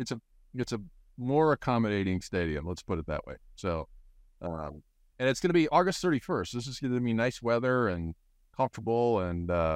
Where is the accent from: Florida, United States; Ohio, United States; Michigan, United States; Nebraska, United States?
Nebraska, United States; Harnington; I grew up in Harnington. Oh, I grew up in Norfolk, and blah, blah, blah.